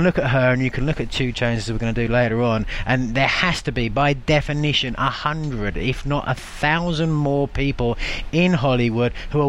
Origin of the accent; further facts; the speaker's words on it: England, United Kingdom; I'm from England, England.